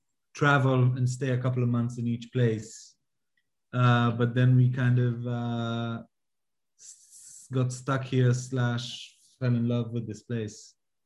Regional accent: Jerusalem, Jerusalem District, Israel; I'm from Jerusalem, grew up in Jerusalem.

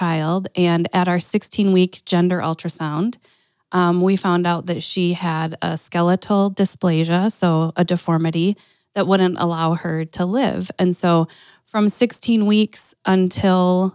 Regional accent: Green Bay, Wisconsin, United States; also born or lived in Stevens Point, Wisconsin; we moved from Stevens Point to Green Bay

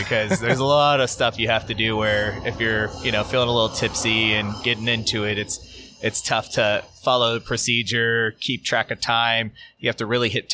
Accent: Southern California, United States; moved away as an adult; now in Florida, United States; I was born and raised in Southern California.

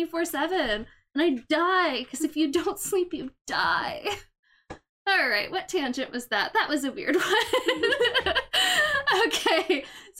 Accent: United States; moved away; I'm from the States.

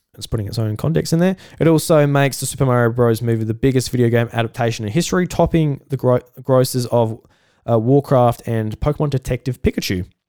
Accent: South Australia, Australia; I'm Australian

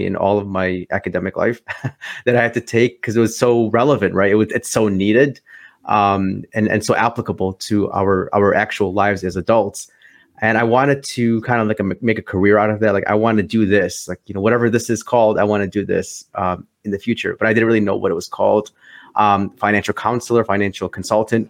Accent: Chicago, Illinois, United States; I'm from Chicago, Illinois, born and raised here, lived here my whole life

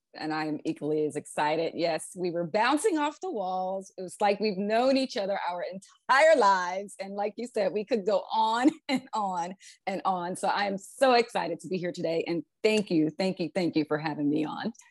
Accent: Philadelphia, Pennsylvania, United States; moved away as an adult; also born or lived in California; I'm originally from Philadelphia, Pennsylvania, grew up there, born and raised

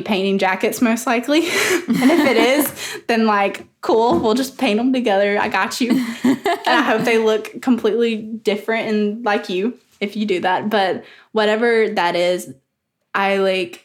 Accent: the South, United States; accent: Southern; my Southern accent.

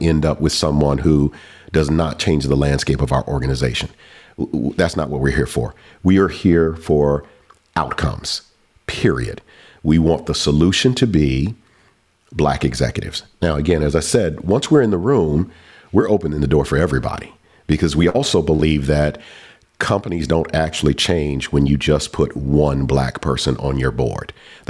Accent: Southern United States, United States; You know, I'm a kid from the South.

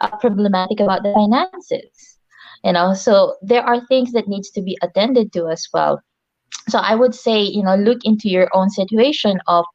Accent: Philippines; moved away; I'm originally from the Philippines

